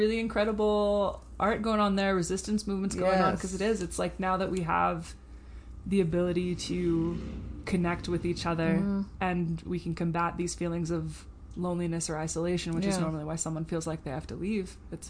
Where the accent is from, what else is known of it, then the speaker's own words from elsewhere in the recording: the South, United States; These huge aspects of Southern culture that I have in my body were gifted to me throughout my upbringing